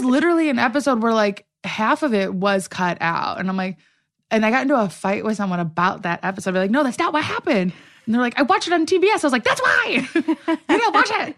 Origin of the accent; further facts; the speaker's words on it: Midwest, United States; now in Los Angeles, United States; I'm from the Midwest